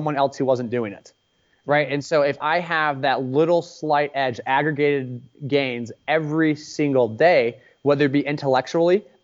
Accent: Palo Alto, California, United States; I grew up in Palo Alto, California

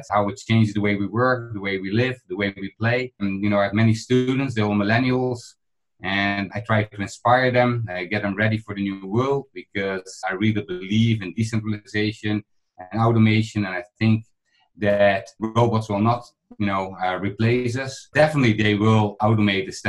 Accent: Netherlands; I'm from the Netherlands

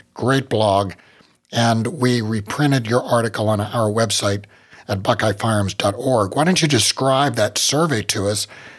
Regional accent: West Virginia, United States; I'm from West Virginia, and everywhere you live in West Virginia, pretty much, it's near water. So growing up, it was just a lot of my memories are floods.

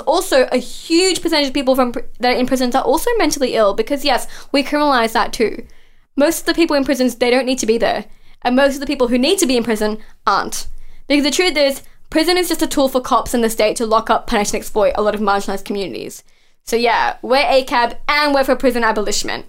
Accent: Mount Druitt, New South Wales, Australia; I grew up in that area. I grew up in Mount Druitt

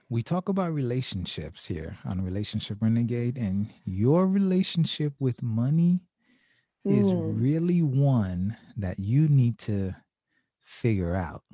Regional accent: Haiti; now in United States; I was born in Haiti.

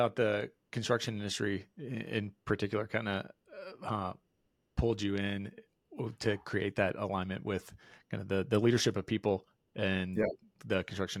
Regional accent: Georgia, United States; It's always fun to get a fellow born and raised Georgian on the show

